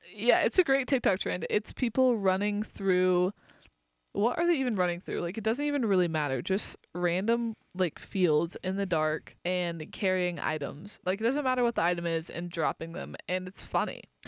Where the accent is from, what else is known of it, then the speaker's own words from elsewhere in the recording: Austin, Texas, United States; moved away; I grew up in Austin